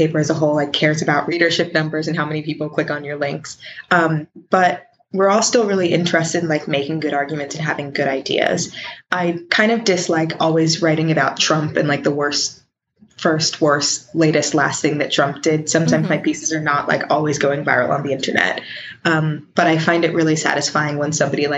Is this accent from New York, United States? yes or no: no; Richmond, Virginia, United States; I'm from Richmond, Virginia.